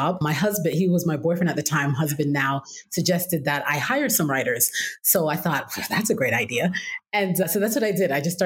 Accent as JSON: {"language": "English", "town": "Toronto", "region": "Ontario", "country": "Canada", "tie": "born or raised there", "moved": "as an adult", "lives_now": "United States", "said": "I'm originally from Toronto, Canada, born and raised there"}